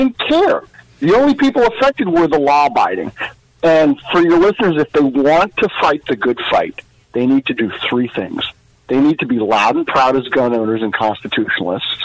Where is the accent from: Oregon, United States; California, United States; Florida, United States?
Florida, United States; Miami; also born or lived in Tallahassee / Cape Canaveral; Right now, I'm in the Cape Canaveral area, but born and raised in Miami, and I spent the last 10 years in Tallahassee